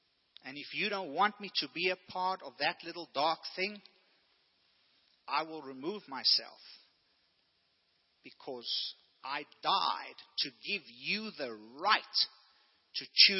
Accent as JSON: {"language": "English", "country": "South Africa", "tie": "born or raised there", "said": "growing up in South Africa"}